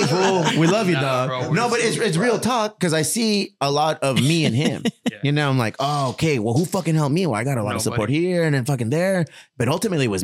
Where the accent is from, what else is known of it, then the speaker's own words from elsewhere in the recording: Chula Vista, California, United States; also born or lived in Bonita, California; I was raised in Bonita and in Chula Vista